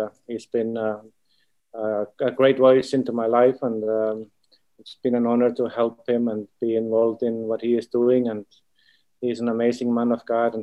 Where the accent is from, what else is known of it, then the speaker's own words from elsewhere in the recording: Iceland; from Iceland. And I have a ministry here called I Am Equipping Center